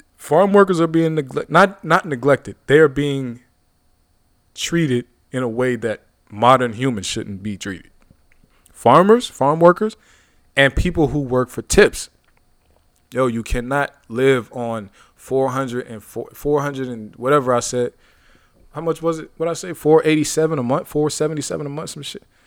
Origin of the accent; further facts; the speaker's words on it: Youngstown, Ohio, United States; my hometown, Youngstown, Ohio